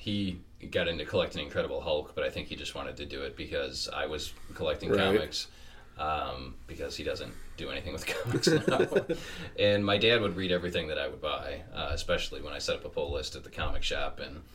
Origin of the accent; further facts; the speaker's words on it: Detroit, Michigan, United States; growing up in Metro Detroit